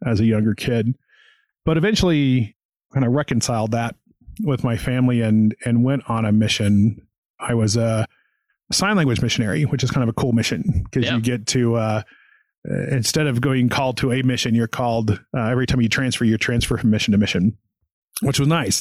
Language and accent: English; small town outside Knoxville, Tennessee, United States; I'm from a small town in Tennessee outside of Knoxville, Tennessee, and so was born and raised there